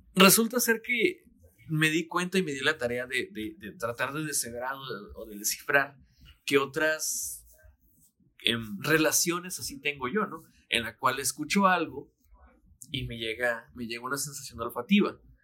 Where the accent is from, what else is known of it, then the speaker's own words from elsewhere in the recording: Mexicali, Baja California, Mexico; cuando yo vivía eh, con mis abuelos, cuando estaba chiquito, llegaba yo a la una de la tarde más o menos a la casa de la primaria y empezaba Dragon Ball. Aquí en Mexicali